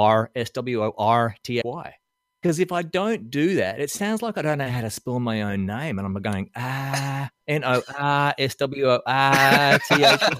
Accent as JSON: {"language": "English", "town": "Melbourne", "region": "Victoria", "country": "Australia", "tie": "born or raised there", "moved": "yes", "lives_now": "Nashville, United States", "said": "In 2002, I moved over from Australia to the United States, and I was born and raised mainly in Melbourne, Australia"}